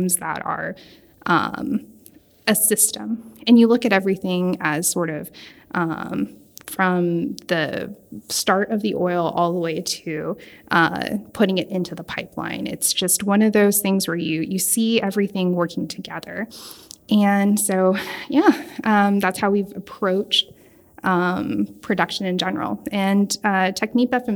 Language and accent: English; Houston, Texas, United States; was born and raised in Houston